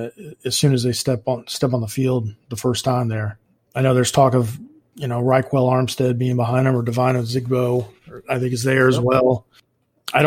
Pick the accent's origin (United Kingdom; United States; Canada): United States; Indianapolis, Indiana; growing up in Indianapolis